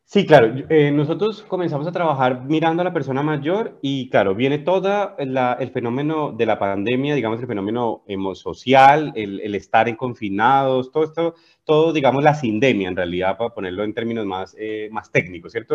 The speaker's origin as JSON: {"language": "Spanish", "country": "Colombia", "also_born_or_lived": "Spain", "moved": "as an adult", "lives_now": "Chile", "said": "yo soy colombiano, como bien lo dices, llevo viviendo en Chile 12 años"}